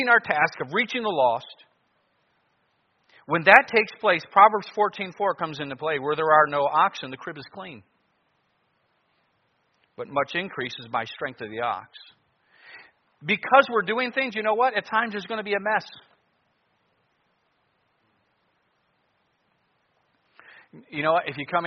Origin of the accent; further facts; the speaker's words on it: Cleveland, Ohio, United States; now in Anchorage, United States; I grew up in Cleveland and I'm in Alaska